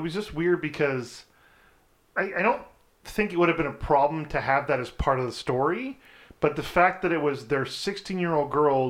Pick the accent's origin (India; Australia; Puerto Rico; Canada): Canada; because I'm Canadian